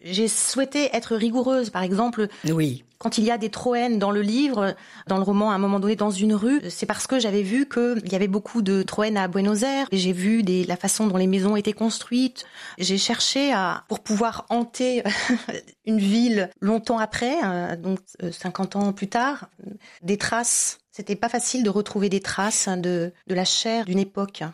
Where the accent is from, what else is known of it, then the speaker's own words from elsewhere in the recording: France; moved away; also born or lived in Tunisia; en tant que française